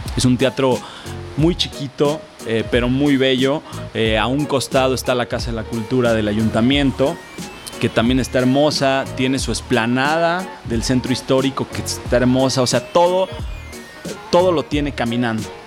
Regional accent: Jalisco, Mexico; yo soy de la tierra del tequila. Ah, Yo soy de Jalisco

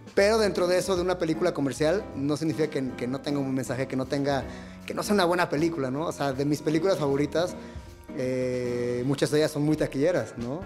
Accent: Guadalajara, Jalisco, Mexico; now in Mexico City, Mexico; yo crecí eh, en Guadalajara

